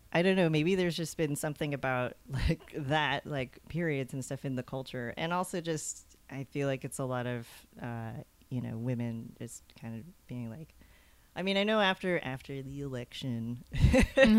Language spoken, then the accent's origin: English; Texas, United States; I grew up in Texas